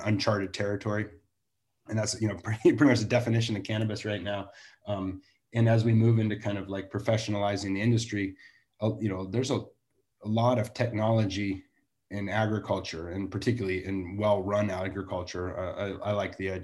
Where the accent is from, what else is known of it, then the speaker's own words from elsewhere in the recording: Santa Barbara, California, United States; I'm from Santa Barbara, so you know, I get to even do it in my own backyard